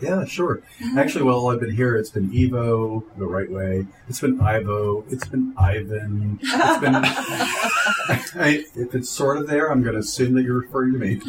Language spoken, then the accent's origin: English; Delaware, United States; I'm from I'm from Delaware. I've been in Delaware since I was 13 years old